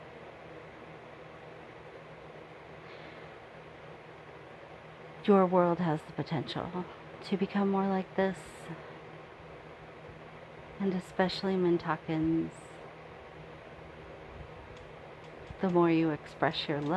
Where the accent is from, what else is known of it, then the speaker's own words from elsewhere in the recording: the South, United States; I was born in the South